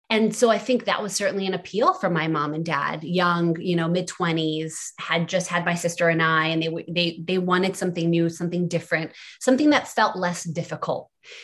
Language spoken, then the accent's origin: English; Philadelphia, Pennsylvania, United States; moved away as an adult; also born or lived in Haifa, Israel; now in California, United States; in the early 90s, so we moved to Philadelphia, which is where I was raised from the age of 6 and a half on. Schooled there, went to Temple University for communication